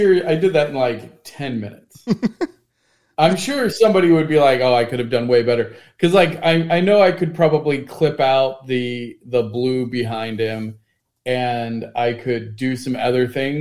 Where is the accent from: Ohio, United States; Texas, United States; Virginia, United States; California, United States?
Ohio, United States; Cincinnati; my hometown, Cincinnati